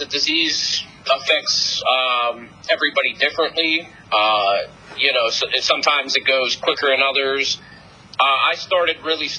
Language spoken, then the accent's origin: English; New Kensington, Pennsylvania, United States; me and Brandon, we both grew up in New Kensington, Pennsylvania, which is about 10 miles or so outside of downtown Pittsburgh.